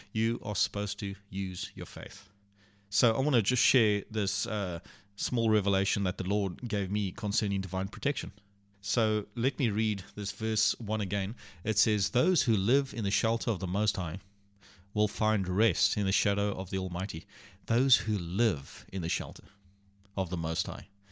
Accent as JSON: {"language": "English", "town": "Port Elizabeth", "region": "Eastern Cape", "country": "South Africa", "tie": "born or raised there", "also_born_or_lived": "Port Alfred", "said": "we moved to Port Alfred and from Port Alfred back to Port Elizabeth"}